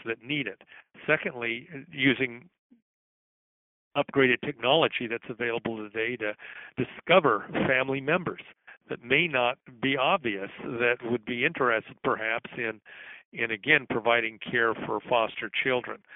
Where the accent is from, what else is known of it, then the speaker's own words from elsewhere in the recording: Salt Lake City, Utah, United States; Salt Lake City, my hometown